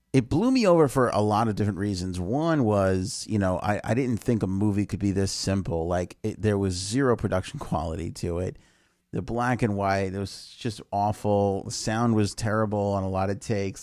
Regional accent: New York, United States; I'm from New York.

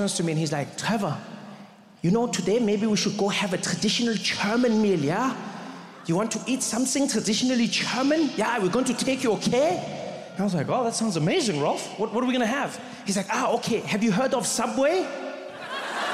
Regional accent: South Africa; I grew up in South Africa

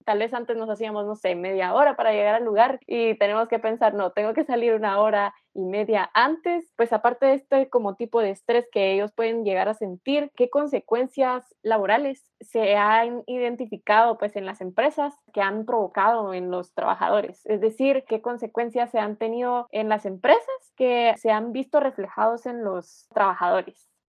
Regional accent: Guatemala; nosotros que somos guatemaltecos

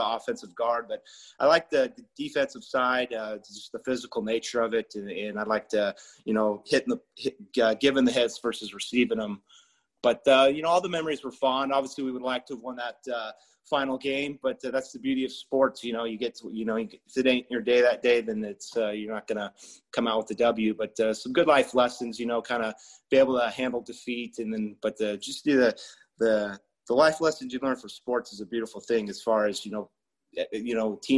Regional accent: Chino, California, United States; I grew up in Chino, born and raised.

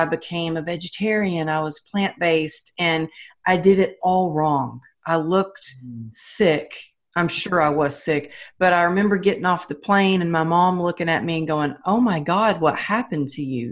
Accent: the South, United States; now in California, United States; I grew up in the South

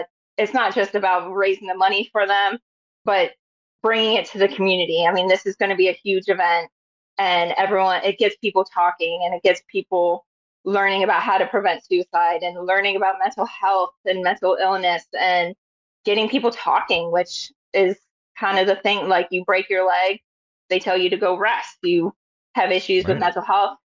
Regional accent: Chicago, Illinois, United States; I'm from Chicago

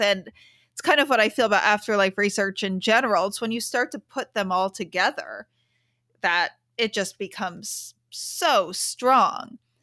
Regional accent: New York City, New York, United States; I grew up in the city.

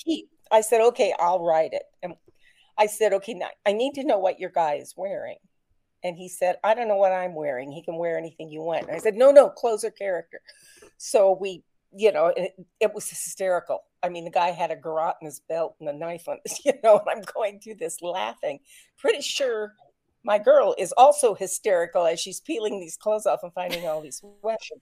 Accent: Wapakoneta, Ohio, United States; moved away; I was invited home to my hometown of Wapakoneta

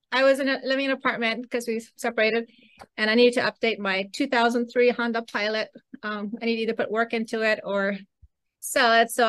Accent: Costa Rica; also born or lived in Belize; So, anyways, when I was six, we moved to Costa Rica. So that's where I grew up

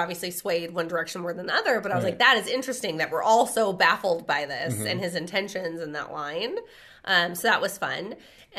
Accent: Redlands, California, United States; did we not talk about how we're from Redlands?

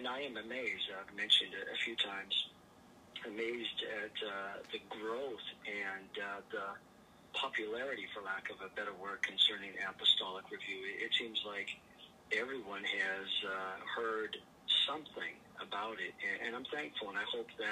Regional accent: Vancouver, British Columbia, Canada; also born or lived in Portugal; I was born in Portugal, and our family immigrated to Canada, Vancouver, British Columbia, where I was raised

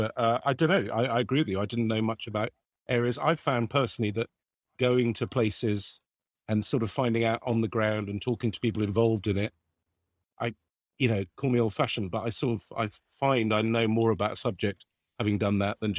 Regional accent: Lebanon; I got involved in Save the Children just because I grew up in Lebanon

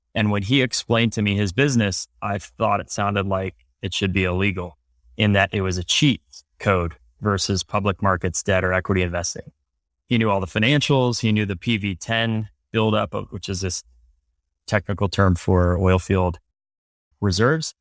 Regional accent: Cleveland, Ohio, United States; moved away as an adult; also born or lived in Princeton; I was born and raised in Cleveland, Ohio

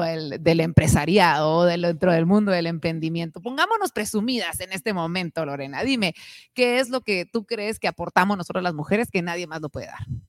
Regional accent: Guatemala; nuestro país

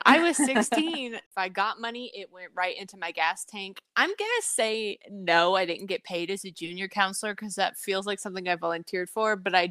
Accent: Iowa, United States; I grew up in Iowa

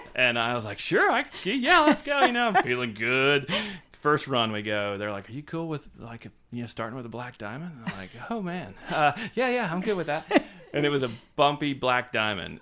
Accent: Savannah, Georgia, United States; moved away as an adult; also born or lived in Wilmington Island, Georgia / Vermont / New York; I was born and raised in Savannah, Georgia

